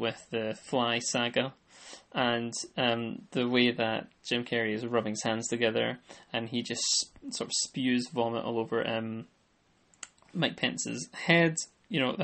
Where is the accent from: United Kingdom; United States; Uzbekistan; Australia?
United Kingdom; I'm a Brit